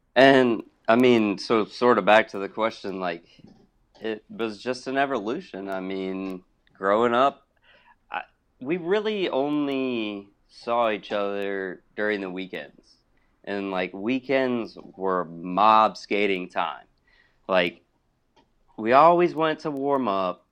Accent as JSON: {"language": "English", "town": "Hoover", "region": "Alabama", "country": "United States", "tie": "born or raised there", "also_born_or_lived": "Champaign, Illinois / Pittsburgh, Pennsylvania", "moved": "yes", "lives_now": "Atlanta, United States", "said": "I grew up in Hoover, Alabama"}